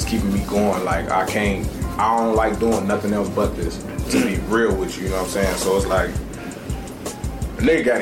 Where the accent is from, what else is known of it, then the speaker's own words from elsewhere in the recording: Calumet City, Illinois, United States; I'm from South Suburbs, Cal City